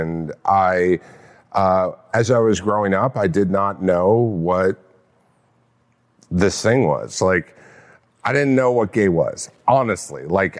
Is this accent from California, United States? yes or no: yes; California, United States; Orange County.